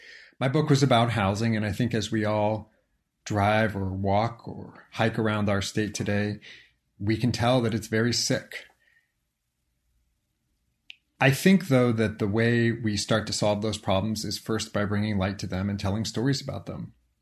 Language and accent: English; San Francisco, California, United States; I grew up in San Francisco.